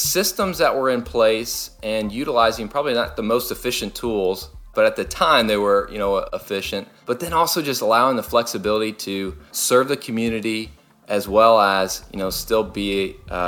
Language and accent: English; Louisville, Kentucky, United States; moved away; I grew up in Louisville, Kentucky, and that's where they still are